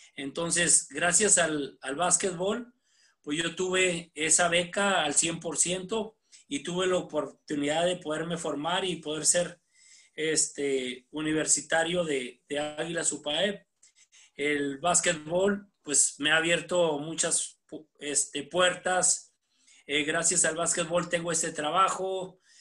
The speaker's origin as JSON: {"language": "Spanish", "town": "Ciudad Camargo", "region": "Chihuahua", "country": "Mexico", "tie": "born or raised there", "moved": "yes", "lives_now": "Puebla, Mexico", "said": "yo soy originario de Ciudad Camargo, Chihuahua"}